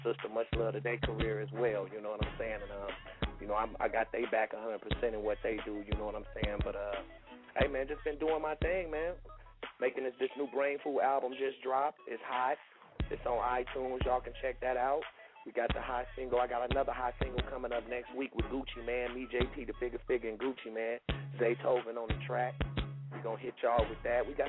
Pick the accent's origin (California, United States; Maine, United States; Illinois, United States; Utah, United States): California, United States; Bay Area; I'm from the Bay Area.